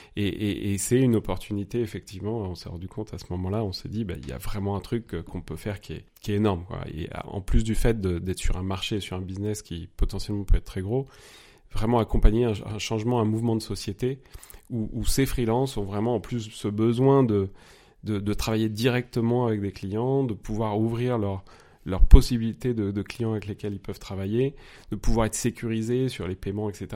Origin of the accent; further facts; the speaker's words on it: near Paris, Île-de-France, France; moved away as an adult; also born or lived in Nice, France / Mexico; now in Munich, Germany; je suis né pas loin de Paris. J'ai grandi là-bas